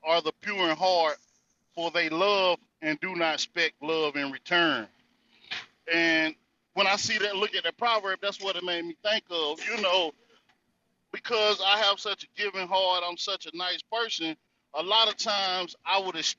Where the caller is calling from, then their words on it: North Carolina, United States; Well, I'm coming out of the North Carolina territory.